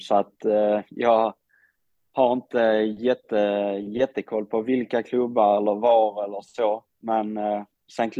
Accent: Sweden; moved away as an adult; jag kommer från Sverige

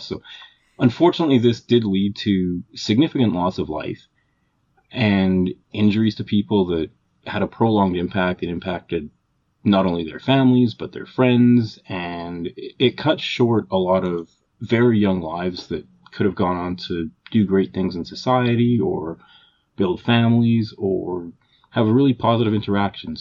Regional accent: Calgary, Alberta, Canada; we're both from Calgary, Alberta, Canada.

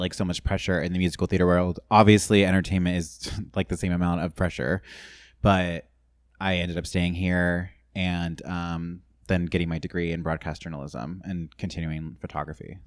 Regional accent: San Clemente, California, United States; moved away as an adult; also born or lived in Los Angeles; I'm from Orange County originally, um, from San Clemente, Dana Point

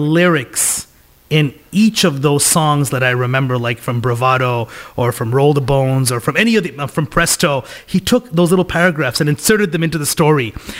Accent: Kolkata, West Bengal, India; now in Canada; I'm from India, Calcutta, the poorest city in the world.

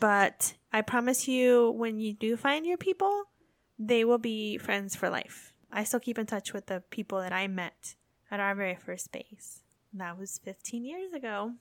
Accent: United States; accent: American; moved away as an adult; also born or lived in England / Belgium; now in Japan; Us Americans

